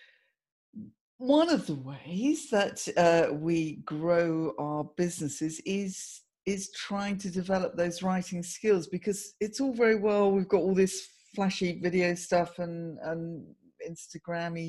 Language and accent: English; Surrey, South East England, United Kingdom; I grew up in Surrey, as did you